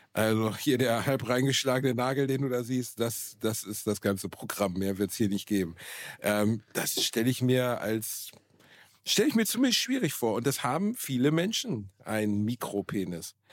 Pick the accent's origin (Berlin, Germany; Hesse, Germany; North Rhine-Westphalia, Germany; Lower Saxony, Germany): North Rhine-Westphalia, Germany; Gelsenkirchen; in meiner Heimatstadt in einem kleinen, in einem kleinen Club, dem Wohnzimmer Gelsenkirchen